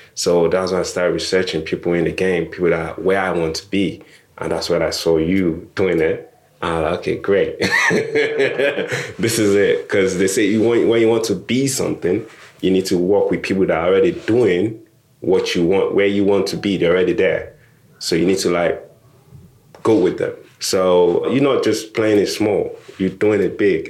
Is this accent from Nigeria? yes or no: yes; Nigeria; now in United Kingdom; I'm Nigerian or I immigrated